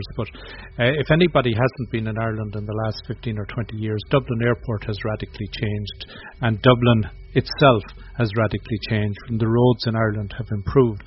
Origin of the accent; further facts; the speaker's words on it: Canada; as a Canadian